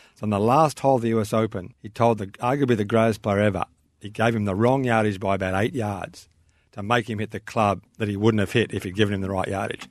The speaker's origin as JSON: {"language": "English", "town": "Melbourne", "region": "Victoria", "country": "Australia", "tie": "born or raised there", "said": "I grew up watching performance on the Sandbelt"}